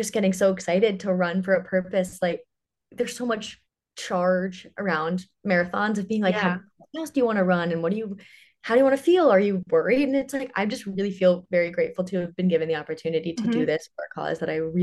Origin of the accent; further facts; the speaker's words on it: Ridgewood, New Jersey, United States; moved away as an adult; now in Nashville, United States; I grew up in northern New Jersey. I loved it. I'm from Ridgewood, if anyone is a North Jersey listener.